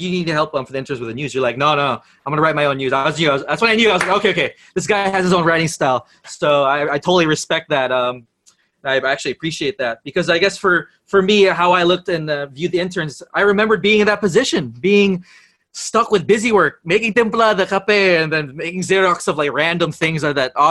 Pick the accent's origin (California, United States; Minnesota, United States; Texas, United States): California, United States; San Francisco; moved away as an adult; also born or lived in Los Angeles; now in Philippines; born and raised in San Francisco, but I did move to LA for middle school and high school already